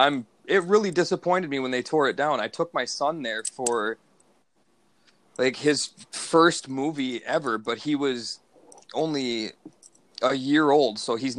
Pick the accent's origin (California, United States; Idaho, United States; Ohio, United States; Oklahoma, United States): California, United States; Los Angeles; born there; Bro. I was born in East L.A. I love Cheech.